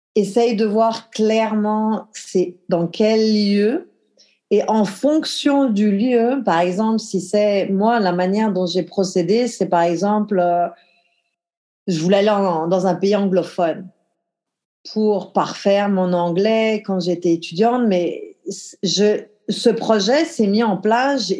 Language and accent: French; the Alps, France; moved away; j'ai grandi dans les Alpes, en France, un petit village de 1500 habitants